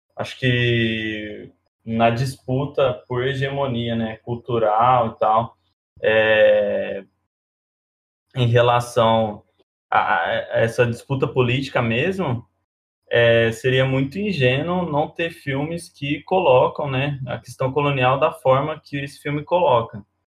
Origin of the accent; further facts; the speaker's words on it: Alfenas, Minas Gerais, Brazil; now in São Carlos, Brazil; Eu moro em São Carlos, mas sou de Alfenas, uma cidade muito pequena